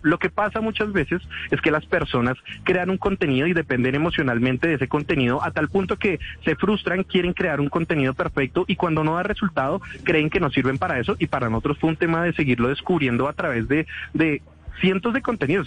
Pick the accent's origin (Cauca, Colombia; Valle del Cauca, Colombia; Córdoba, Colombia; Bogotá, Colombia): Bogotá, Colombia; accent: bogotano; como bogotano siento que tenemos un acento muy neutro